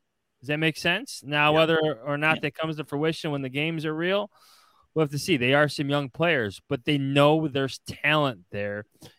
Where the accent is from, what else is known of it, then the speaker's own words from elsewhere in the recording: Chicago, Illinois, United States; growing up in Chicago.